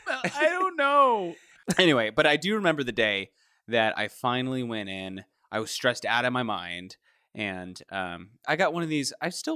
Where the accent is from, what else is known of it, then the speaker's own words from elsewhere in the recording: Kentucky, United States; I grew up in Kentucky